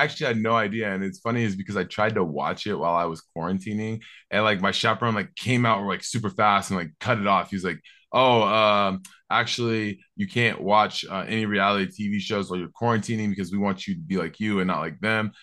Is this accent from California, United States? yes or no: no; Seattle, Washington, United States; I'm from Seattle